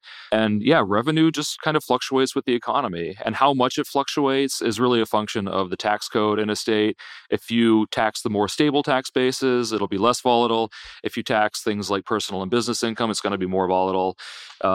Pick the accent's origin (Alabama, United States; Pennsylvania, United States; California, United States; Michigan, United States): Pennsylvania, United States; now in Virginia, United States; I grew up in Pennsylvania and live in Virginia